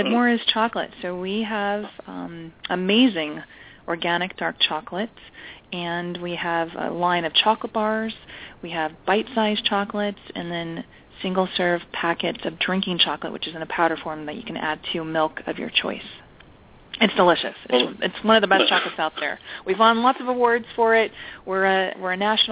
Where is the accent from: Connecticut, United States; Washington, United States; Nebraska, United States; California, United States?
California, United States; moved away as an adult; now in Long Island, United States; I'm originally from California, so I'm a California girl